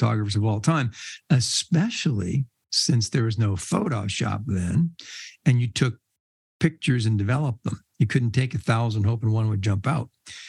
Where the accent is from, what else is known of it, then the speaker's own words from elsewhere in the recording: Red Bank, New Jersey, United States; when I was a kid, I grew up in Red Bank, New Jersey